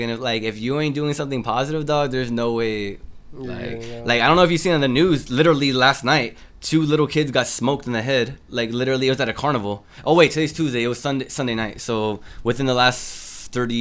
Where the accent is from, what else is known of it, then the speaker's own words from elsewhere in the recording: Los Angeles, California, United States; also born or lived in South Central, Los Angeles; I'm from Northeast L.A. We call it NELA, N-E-L-A.